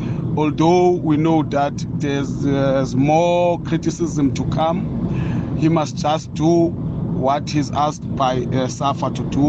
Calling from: Kirkwood, Eastern Cape, South Africa; I'm from Eastern Cape, Sara Parman District, Sandes River Valley Municipality in Kirkwood.

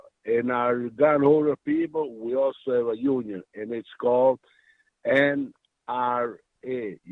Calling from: Sunnyton, Connecticut, United States; Hey, Todd, I'm calling from Sunnyton.

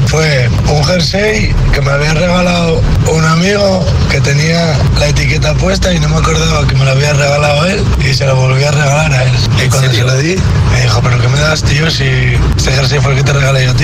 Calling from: Asturias, Spain; os escucho desde Asturias

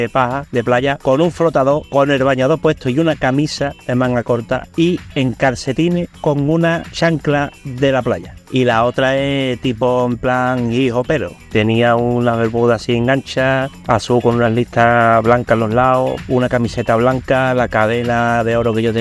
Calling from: Seville, Andalusia, Spain; Buenas tardes … de Sevilla.

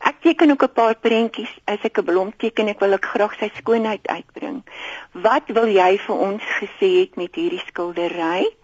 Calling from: Gauteng, South Africa; ek is … van Gauteng.

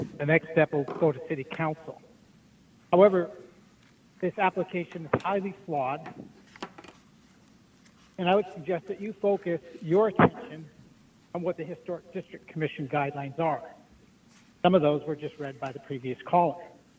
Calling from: Ann Arbor, Michigan, United States; I'm calling from Lower Town in Ann Arbor

